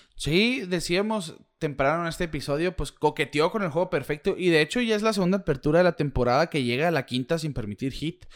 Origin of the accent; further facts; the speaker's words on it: Mexico; uno como mexicano